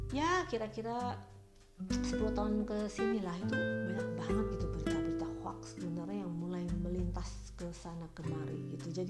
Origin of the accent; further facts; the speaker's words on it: West Java, Indonesia; berhubung saya orang Sunda.